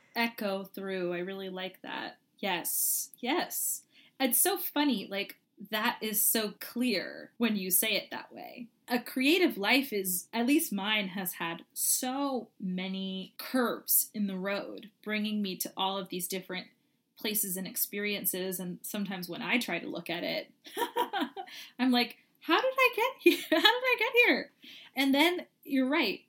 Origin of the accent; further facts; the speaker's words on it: Kentucky, United States; growing up in Kentucky